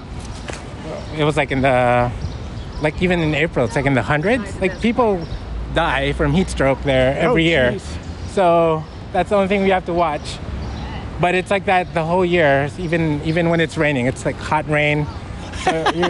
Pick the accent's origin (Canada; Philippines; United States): Philippines; I'm from the Philippines